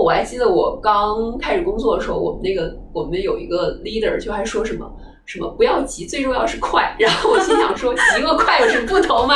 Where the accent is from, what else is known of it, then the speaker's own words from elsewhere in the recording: northern China, China; moved away as an adult; now in Hong Kong; 因为首先作为北方人，我会讲粤语嘛